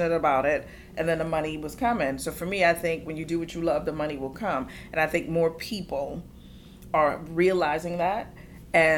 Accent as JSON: {"language": "English", "town": "New York City", "region": "New York", "country": "United States", "tie": "born or raised there", "also_born_or_lived": "Bronx / Charleston", "said": "we moved to San Juan Hill, which is in Midtown Manhattan, 64th in Amsterdam, also mm-hmm. known as Amsterdam Projects now. Grew up in a single parent home"}